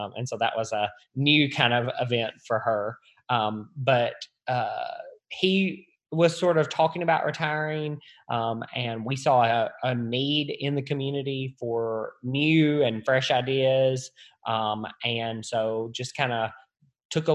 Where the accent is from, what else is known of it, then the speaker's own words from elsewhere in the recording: Weakley County, Tennessee, United States; I have lived and worked in Weakley County my entire life. So, born and raised here, went to high school, product of the local school system here in Weakley County.